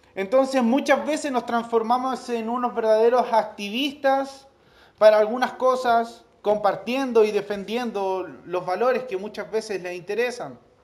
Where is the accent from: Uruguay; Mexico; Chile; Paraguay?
Chile; Nosotros acá en Chile